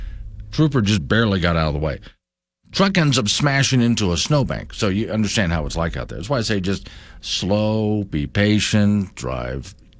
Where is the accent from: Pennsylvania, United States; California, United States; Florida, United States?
Florida, United States; now in Wyoming, United States; I grew up in Florida